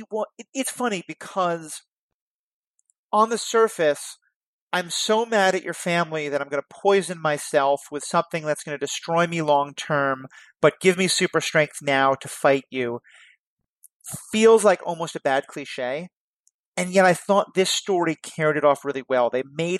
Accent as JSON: {"language": "English", "town": "New York City", "region": "New York", "country": "United States", "tie": "born or raised there", "said": "growing up in New York City"}